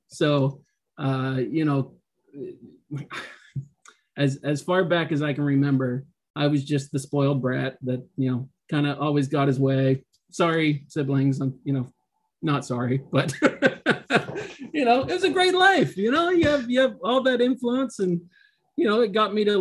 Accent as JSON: {"language": "English", "region": "Western Pennsylvania", "country": "United States", "tie": "born or raised there", "said": "I grew up in Western PA on a small farm, about 57 acres."}